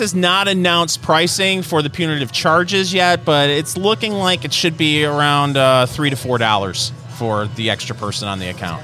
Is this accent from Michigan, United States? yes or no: yes; Michigan, United States; now in Indiana, United States; growing up in Michigan